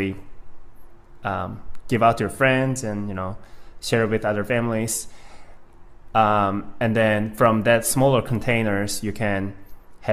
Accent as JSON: {"language": "English", "town": "Gwangyang", "region": "South Jeolla", "country": "South Korea", "tie": "born or raised there", "moved": "as an adult", "lives_now": "United States", "said": "I'm actually from a small town called Gwangyang in Korea"}